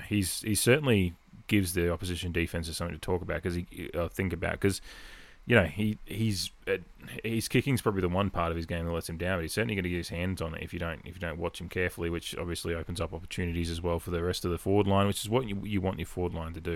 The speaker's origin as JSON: {"language": "English", "town": "Adelaide", "region": "South Australia", "country": "Australia", "moved": "yes", "lives_now": "Santa Monica, United States", "said": "someone from Adelaide was all the way over here"}